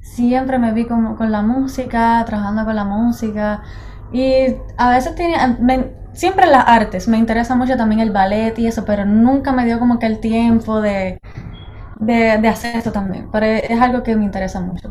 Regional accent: Juncos, Puerto Rico; moved away as an adult; now in Boston, United States; soy de Juncos, Puerto Rico

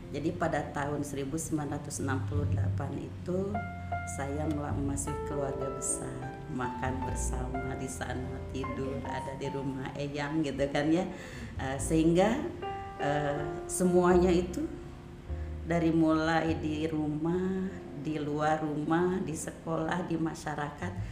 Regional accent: Cianjur, West Java, Indonesia; awalnya saya dari Cianjur itu apa

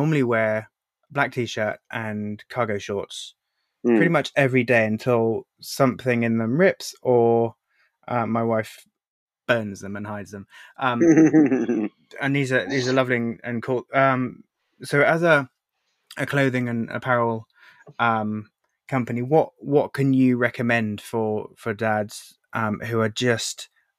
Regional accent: United Kingdom; I'm British.

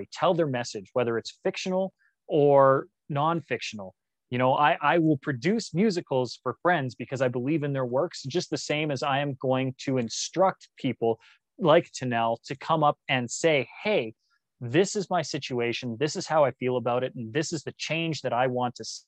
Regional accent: Canada; also born or lived in Australia / Malaysia; us as a Canadian people

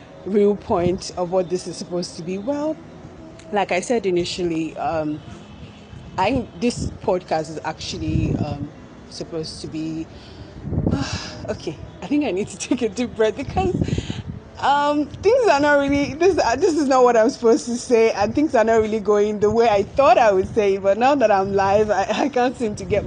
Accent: Lagos, Nigeria; I was born in Lagos, Nigeria, where I think I stayed up to my whole life, really, until I had to go to college

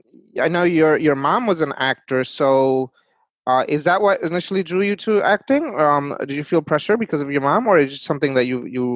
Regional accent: Bangladesh; moved away; I was born in Bangladesh. So I actually have seen Bengali movies.

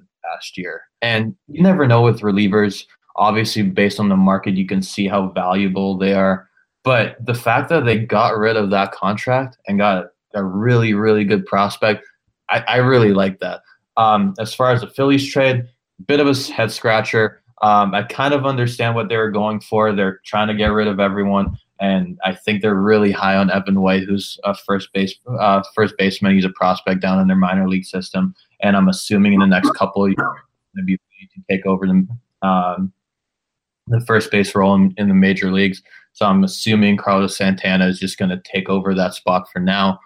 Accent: Canada; I'm from Canada

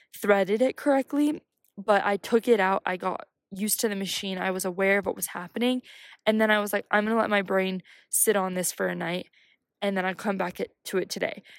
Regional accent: United States; I'm from America

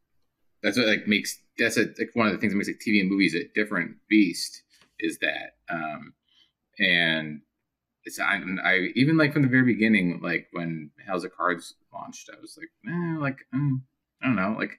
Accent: Pittsburgh, Pennsylvania, United States; moved away; I grew up in Pittsburgh for a bit

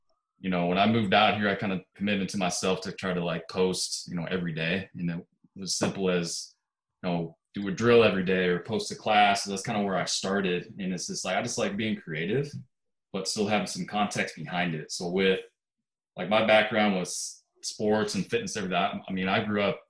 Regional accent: Kansas, United States; moved away as an adult; I'm originally from the Midwest. I grew up in Kansas, small town in Kansas.

